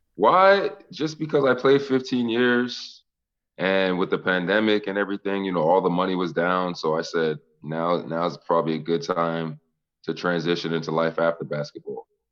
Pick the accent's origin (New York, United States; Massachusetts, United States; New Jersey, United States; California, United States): Massachusetts, United States; Boston; I'm from Boston